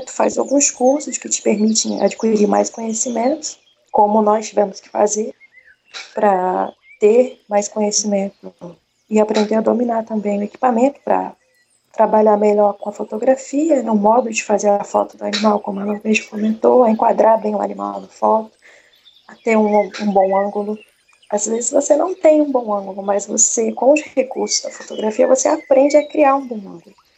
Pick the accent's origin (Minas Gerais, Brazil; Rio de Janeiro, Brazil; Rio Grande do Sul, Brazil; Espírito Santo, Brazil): Rio de Janeiro, Brazil; Sou aqui do estado do Rio de Janeiro, capital mesmo